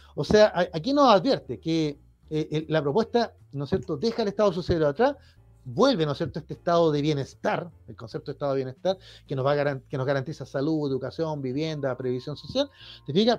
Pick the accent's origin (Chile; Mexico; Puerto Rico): Chile